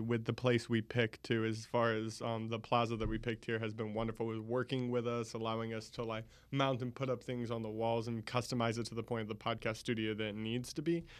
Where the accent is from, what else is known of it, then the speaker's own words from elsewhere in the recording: Jacksonville, Florida, United States; moved away as an adult; now in Orlando, United States; originally from Jacksonville